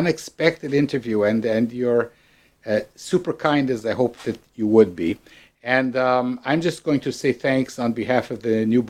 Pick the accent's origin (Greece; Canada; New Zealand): Canada; Ottawa, Ontario; the Christians that I grew up with in Ottawa